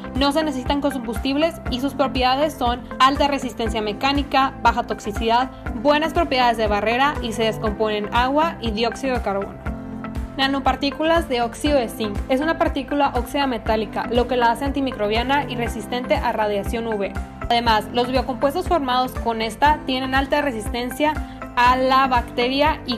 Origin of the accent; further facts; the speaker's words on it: Baja California, Mexico; Soy originaria de Baja California